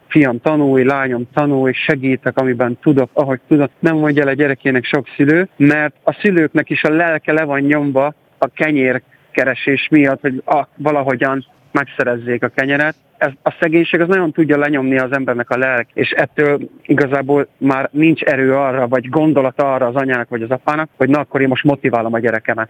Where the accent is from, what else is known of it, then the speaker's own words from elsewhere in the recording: Karancslapujtő, Nógrád, Hungary; moved away; egy ilyen község igazából karancslapújt, mai, mai napig is járok oda oda-vissza, nagyon szerettem ott lakni, szerettem ott felnőni